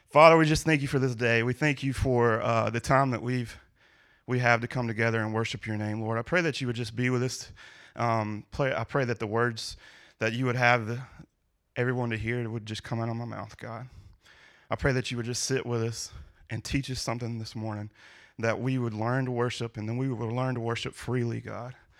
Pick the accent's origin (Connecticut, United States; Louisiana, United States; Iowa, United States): Louisiana, United States; now in Ohio, United States; I'm from Louisiana